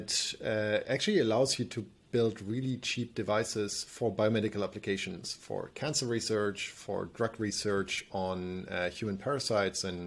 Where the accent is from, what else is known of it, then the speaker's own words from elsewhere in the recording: Germany; me growing up in Germany